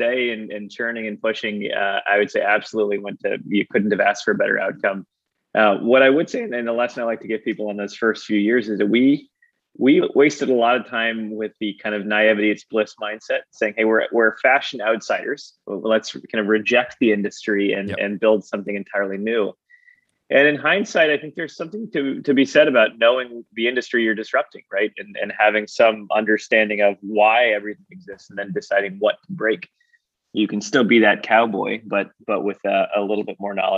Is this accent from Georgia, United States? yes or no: yes; Atlanta, Georgia, United States; I grew up in near Atlanta, Georgia. In the southeast of the United States